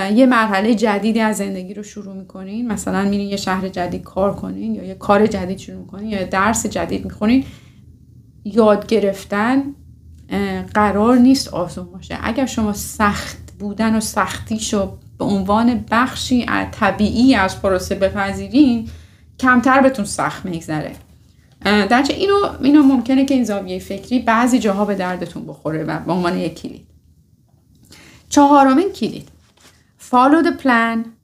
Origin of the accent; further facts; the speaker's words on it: Iran; moved away; ماهایی که از میانه اومدیم و از ایران اومدیم